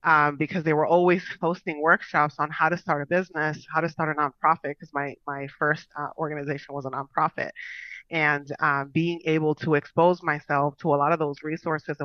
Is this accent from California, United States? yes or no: no; Long Island, New York, United States; moved away as an adult; now in Florida, United States; I am originally from New York. Went to school in New York as well. I'm a Long Island girl, so I spent the majority of my years out there